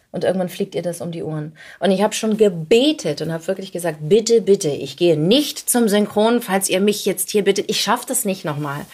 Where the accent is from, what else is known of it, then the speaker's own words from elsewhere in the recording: Hamburg, Germany; moved away as an adult; also born or lived in Ulm; now in Berlin, Germany; ich komme aus Hamburg